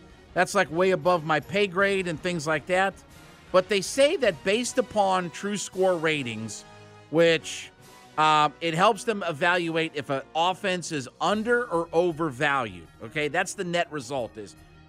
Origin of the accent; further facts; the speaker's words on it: Canton, Ohio, United States; We got the list of the 129 nominees for the Pro Football Hall of Fame in my hometown of Canton, Ohio.